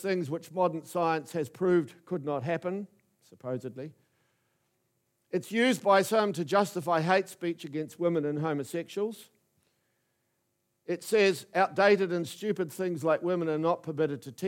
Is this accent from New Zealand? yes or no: yes; New Plymouth, Taranaki, New Zealand; moved away as an adult; also born or lived in Wellington; I was fresh from New Plymouth Boys High School